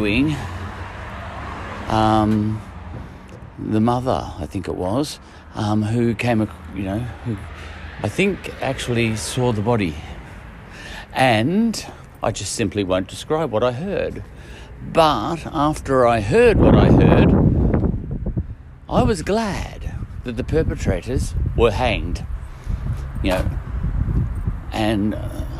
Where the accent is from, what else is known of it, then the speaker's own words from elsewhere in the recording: Australia; I come from Australia